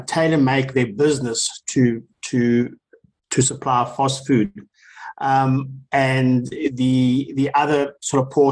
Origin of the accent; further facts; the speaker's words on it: South Africa; as South Africans